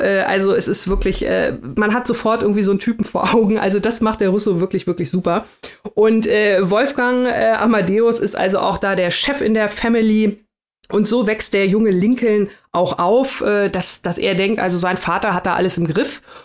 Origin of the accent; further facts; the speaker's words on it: Germany; wir als ähm, Deutsche